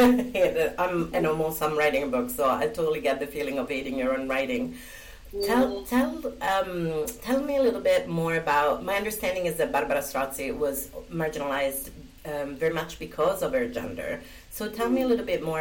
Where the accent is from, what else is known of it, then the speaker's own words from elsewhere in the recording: Italy; moved away; I was born and brought up in Italy